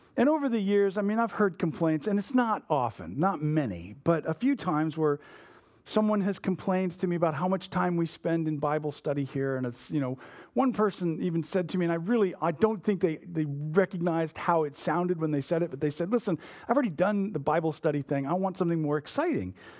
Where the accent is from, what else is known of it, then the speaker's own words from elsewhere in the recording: United States; we are not good at as modern American evangelicals